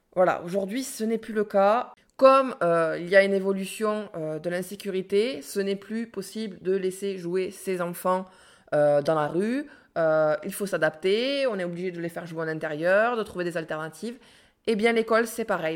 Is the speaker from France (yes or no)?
yes; France